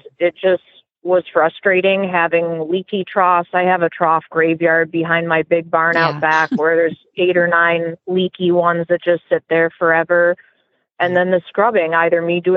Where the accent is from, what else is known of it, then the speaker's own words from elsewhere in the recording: Minnesota, United States; moved away as an adult; now in Florida, United States; I'm from Minnesota originally